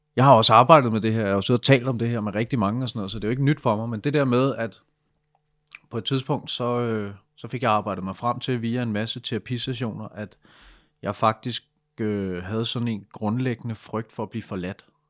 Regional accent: Denmark; jeg er fra Danmark

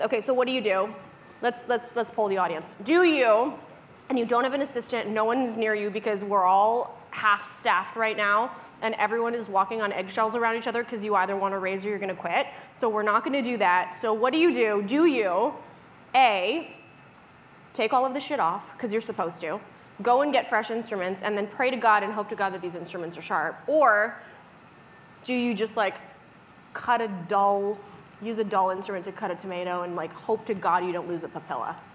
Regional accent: Canada; I'm a Canadian dental hygienist

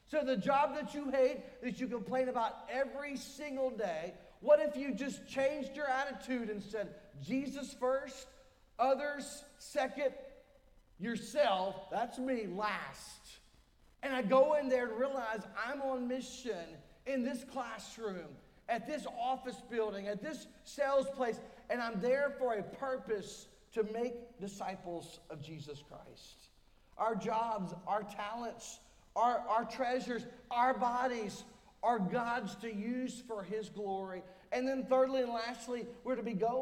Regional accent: United States; also born or lived in Raleigh, North Carolina; being an American, is having that U.S. passport

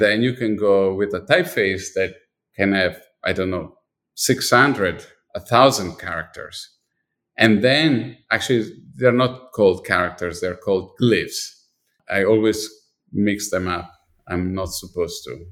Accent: Milan, Lombardy, Italy; moved away; I was born in Milan and I was definitely dipped my body, my, my life, everything was really dipped in design. I was living in a street that had at least four or five design store

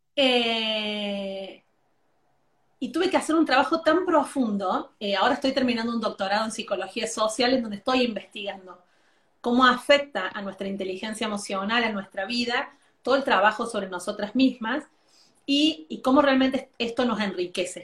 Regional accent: Argentina; yo soy argentina

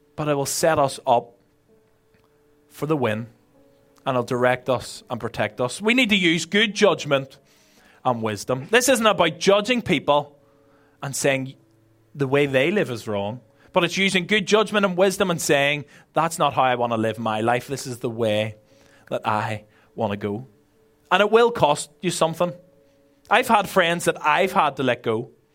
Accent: Belfast, Northern Ireland, United Kingdom; moved away as an adult; now in Ireland; I'm originally from Belfast

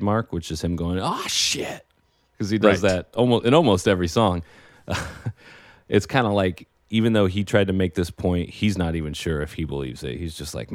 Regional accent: Oregon, United States; now in Los Angeles, United States; growing up in Oregon

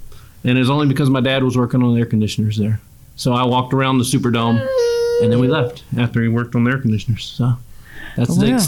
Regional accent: Texas, United States; now in Louisiana, United States; We're almost to Texas where we're from.

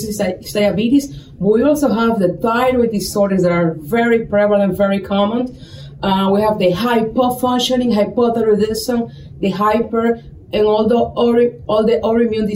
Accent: Santo Domingo, Distrito Nacional, Dominican Republic; moved away as an adult; also born or lived in New York / Tampa, Florida; now in Sioux City, United States; born and raised in Dominican Republic. I'm from Santo Domingo

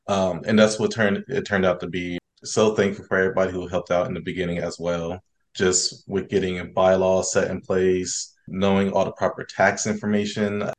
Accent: Columbus, Ohio, United States; I'm originally from Columbus, Ohio

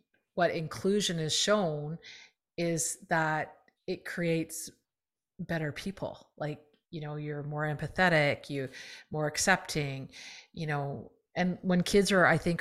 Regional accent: Canada; I'm Canadian

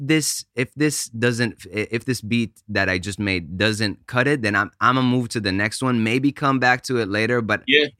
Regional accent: Israel; English is a second language; moved away; also born or lived in United States / Italy / New York / Austin; I was born in the States, grew up in Israel, went to, for my dad's job, we went to Italy for a year

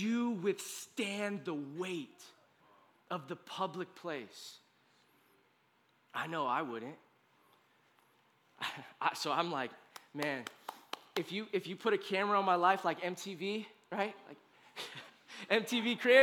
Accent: United States; as an American

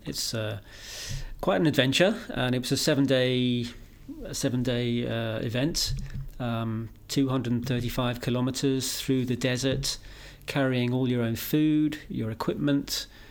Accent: United Kingdom; I'm a British guy

